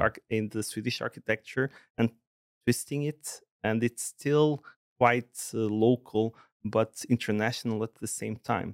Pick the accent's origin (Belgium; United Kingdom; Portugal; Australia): Portugal; Porto, Norte; moved away as an adult; now in Sweden; I was based in, in in Porto, Portugal, in the in the north